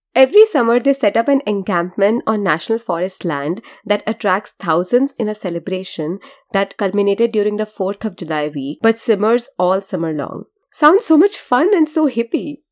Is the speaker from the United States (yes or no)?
no; India; I'm Indian and the way I have been brought up is to be generally untrusting of people who look like hobos